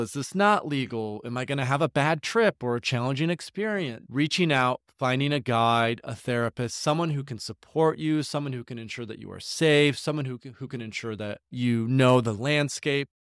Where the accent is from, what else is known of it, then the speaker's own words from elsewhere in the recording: Grand Rapids, Michigan, United States; I grew up in Grand Rapids, Michigan, uh, in a suburb of fifteen thousand people